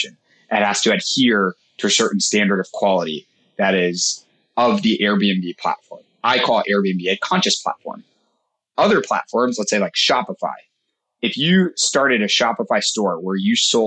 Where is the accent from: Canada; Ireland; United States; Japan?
United States; New York; I'm from New York